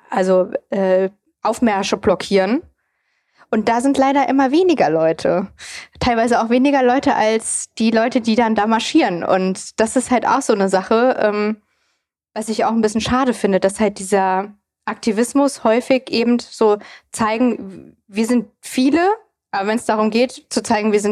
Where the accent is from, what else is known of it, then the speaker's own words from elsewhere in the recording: East Germany, Germany; born there; ich bin ja auch im Osten zum Beispiel geboren